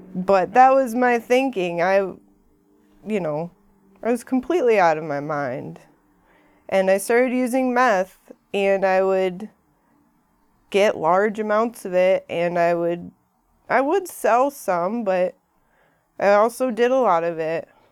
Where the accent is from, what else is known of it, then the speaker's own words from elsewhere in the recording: Ferndale, Michigan, United States; I came from Ferndale, that's where I grew up, not far from here